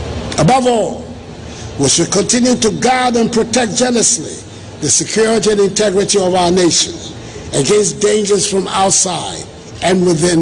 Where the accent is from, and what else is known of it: Ghana